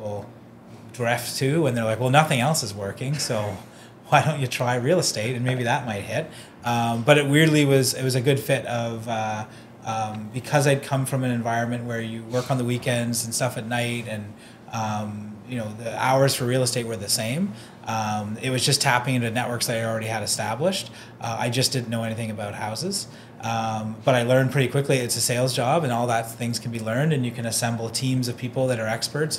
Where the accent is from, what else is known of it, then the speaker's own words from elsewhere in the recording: Oakville, Ontario, Canada; growing up in Oakville, like, there's lots of big real estate agents